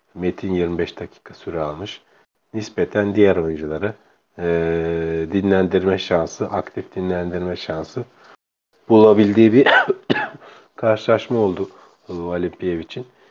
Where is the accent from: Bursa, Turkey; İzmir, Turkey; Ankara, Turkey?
Bursa, Turkey; göçmen, e, kökenli bir, e, Bursalıyım